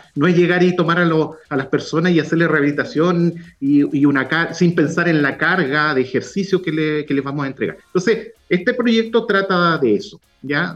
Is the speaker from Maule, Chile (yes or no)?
no; Puerto Montt, Los Lagos, Chile; also born or lived in Valdivia / Temuco; now in Concepción, Chile; yo soy eh, originario de Puerto Montt, nací en Valdivia